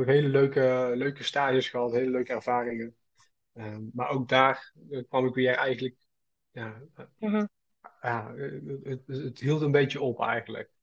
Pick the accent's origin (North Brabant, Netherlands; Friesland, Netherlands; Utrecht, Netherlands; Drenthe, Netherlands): North Brabant, Netherlands; Schaijk; ik kom uit, eh, uit Brabant, uit uh, eh, Schaik. Dat ligt tussen Os en Uden